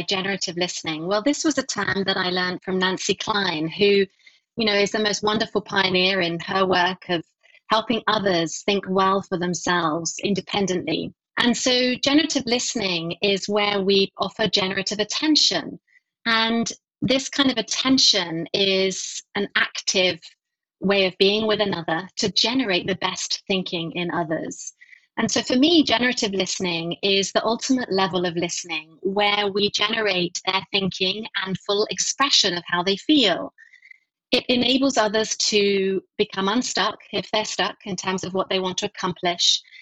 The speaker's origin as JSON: {"language": "English", "area": "Essex", "region": "East of England", "country": "United Kingdom", "tie": "born or raised there", "also_born_or_lived": "London", "said": "I grew up just outside London, probably half an hour east of London in a county called Essex"}